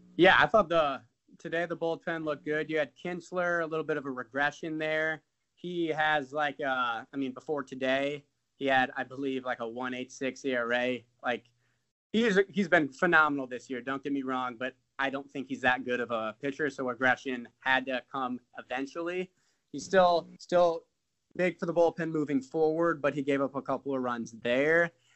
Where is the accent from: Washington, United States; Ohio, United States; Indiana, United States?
Indiana, United States; South Bend; I'm from South Bend, so it's kind of close to Chicago